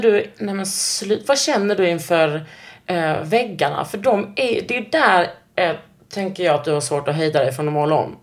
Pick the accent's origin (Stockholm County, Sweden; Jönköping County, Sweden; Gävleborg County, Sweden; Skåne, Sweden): Skåne, Sweden; also born or lived in Austria; jag är från Skåne